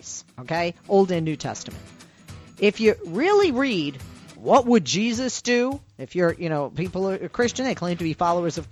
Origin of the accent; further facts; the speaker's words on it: outside of Boston, Massachusetts, United States; I grew up with outside of Boston